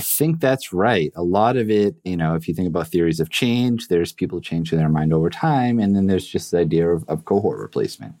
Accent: Massachusetts, United States; I was born and raised in Massachusetts

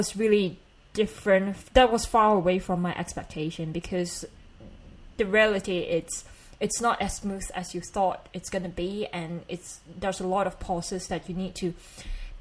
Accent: Malaysia; accent: Malaysian; my Malaysian accent

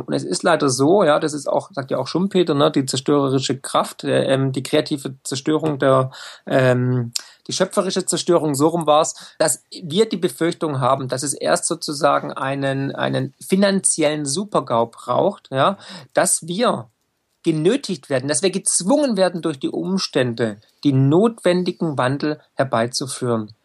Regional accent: Swabia, Germany; ich bin Schwabe, ich, ich komme aus dem Land der Häuslebauer

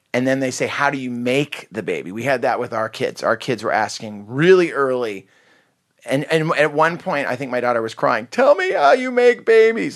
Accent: Santa Cruz Mountains, California, United States; I grew up in Santa Cruz Mountains

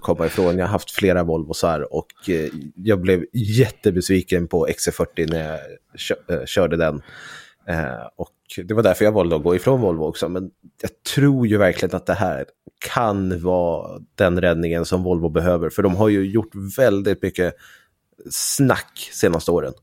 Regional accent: Sweden; Som svensk youtuber

